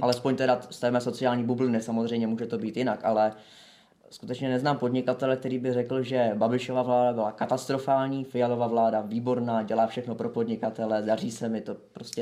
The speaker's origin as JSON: {"language": "Czech", "region": "Prague", "country": "Czechia", "said": "jsem z Prahy"}